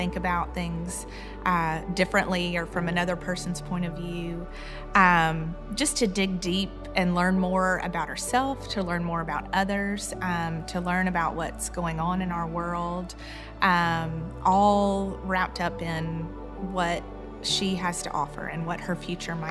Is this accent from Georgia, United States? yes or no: yes; Columbus, Georgia, United States; I grew up here in Columbus